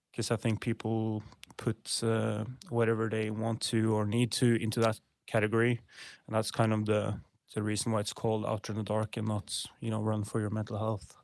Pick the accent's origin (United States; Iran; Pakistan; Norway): Norway; middle of Norway, central Norway; I grew up in Norway, Norwegian native. Uh, grew up in a small town, uh, in middle of Norway.